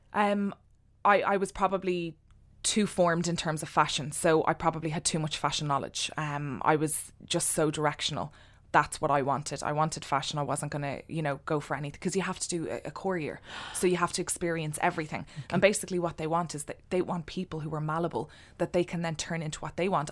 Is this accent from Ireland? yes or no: yes; Ireland; also born or lived in London; be proud of being an Irish designer working from Ireland.